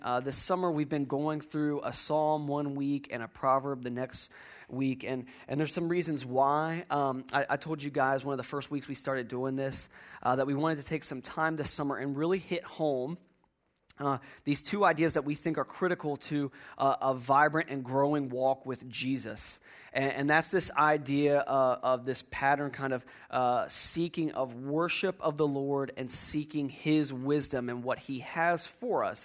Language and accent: English; Virginia, United States; as a kid, uh, growing up in Virginia